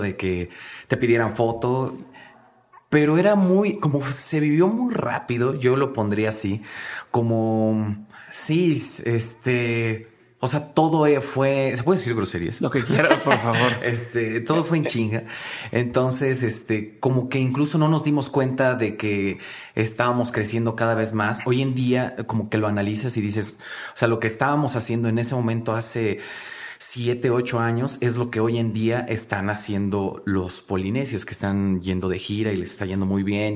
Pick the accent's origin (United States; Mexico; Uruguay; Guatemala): Mexico; Mexico City; fuimos todos, eh, sacados de Iztapalapa, todos venimos de Iztapalapa, de escuelas públicas